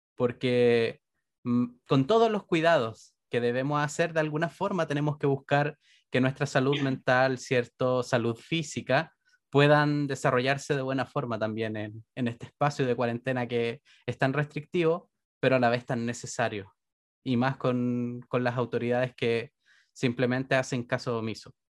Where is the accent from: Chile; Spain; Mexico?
Chile; Renca, Santiago Metropolitan Region; yo soy de Renca